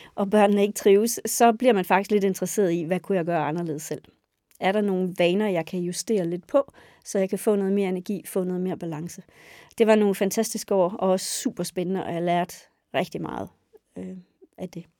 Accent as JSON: {"language": "Danish", "area": "West Jutland", "region": "Central Denmark Region", "country": "Denmark", "tie": "born or raised there", "also_born_or_lived": "Roskilde", "moved": "yes", "said": "Jeg er født og opvokset på en gård i Vestjylland"}